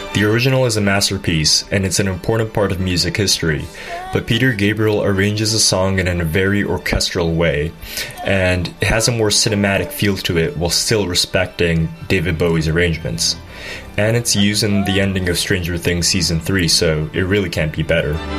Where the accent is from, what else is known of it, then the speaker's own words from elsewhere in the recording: Japan; also born or lived in Tokyo; I'm from Japan, and I currently live in Tokyo